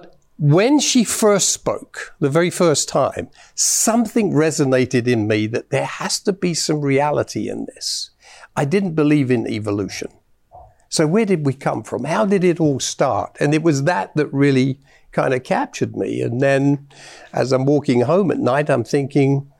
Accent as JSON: {"language": "English", "region": "London", "country": "United Kingdom", "tie": "born or raised there", "moved": "yes", "lives_now": "Canada", "said": "I was born in London, England, in the south of London at the time."}